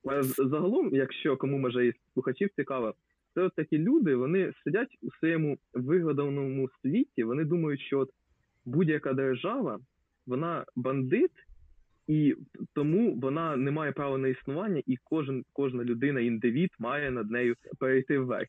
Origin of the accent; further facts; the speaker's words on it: Lubny, Poltava Oblast, Ukraine; Я я з міста Лубни